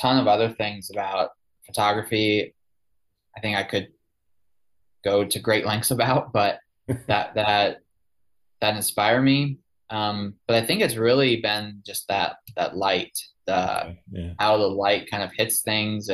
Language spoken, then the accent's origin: English; outside New York City, United States; moved away as an adult; also born or lived in Chicago / Cincinnati; now in Asheville, United States; I grew up outside New York City, then moved to Chicago, then Cincinnati